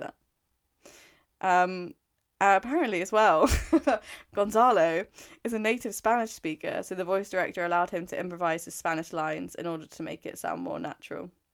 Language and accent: English; England, United Kingdom; I'm English.